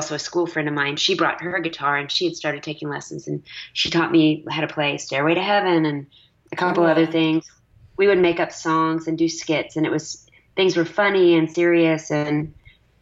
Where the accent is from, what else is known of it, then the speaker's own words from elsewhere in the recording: Dallas, Texas, United States; I'm a nice Jewish girl from Texas